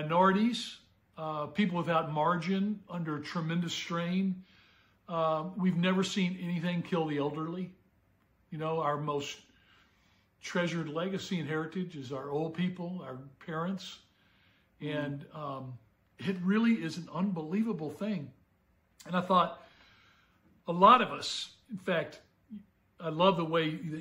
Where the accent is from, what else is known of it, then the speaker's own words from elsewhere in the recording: Memphis, Tennessee, United States; growing up in Memphis